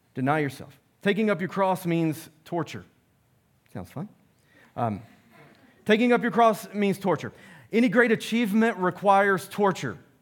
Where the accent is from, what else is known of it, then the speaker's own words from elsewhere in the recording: United States; I'm American